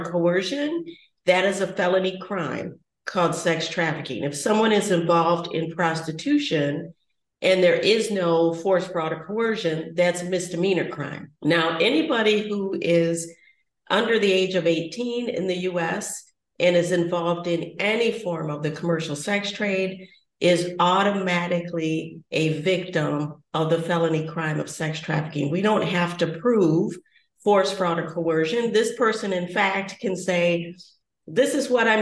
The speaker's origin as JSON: {"language": "English", "country": "United States"}